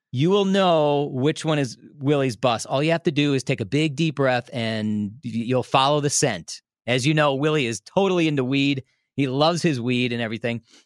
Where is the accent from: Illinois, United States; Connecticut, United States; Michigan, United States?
Illinois, United States; Des Plaines; now in Milwaukee, United States; I grew up in Des Plaines